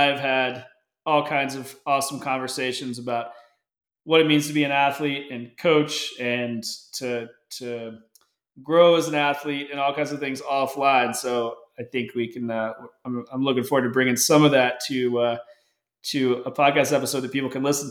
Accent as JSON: {"language": "English", "country": "United States", "said": "I am an American"}